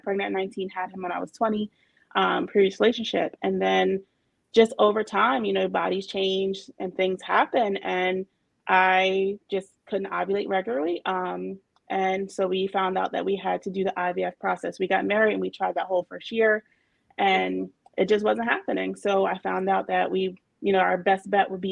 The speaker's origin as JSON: {"language": "English", "region": "New Jersey", "country": "United States", "said": "I'm from New Jersey."}